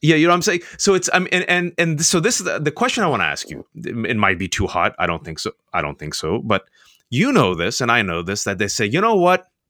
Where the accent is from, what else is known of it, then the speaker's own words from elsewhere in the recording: United States; I'm a practicing Muslim, born and raised in America